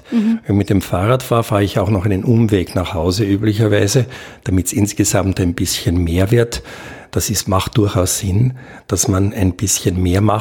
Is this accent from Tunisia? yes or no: no; Austria; Und das nehmen wir normalerweise als Österreicher nur in acht Jahren zu.